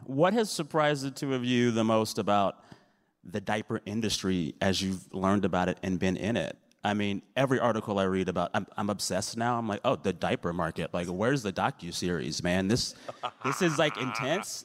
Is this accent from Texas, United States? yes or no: yes; San Antonio, Texas, United States; I'm from San Antonio